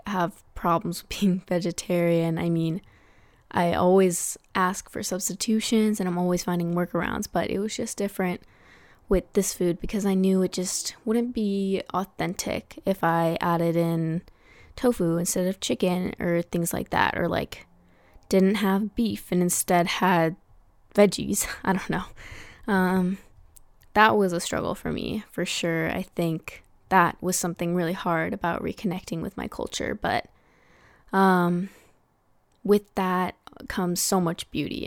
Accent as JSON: {"language": "English", "country": "United States", "tie": "born or raised there", "said": "here in America, Tagalog is a pretty rare language"}